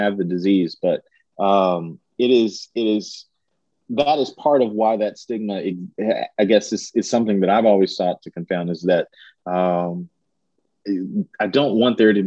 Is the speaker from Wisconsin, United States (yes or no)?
no; Richmond, Kentucky, United States; now in Lexington, United States; I grew up in Richmond, Kentucky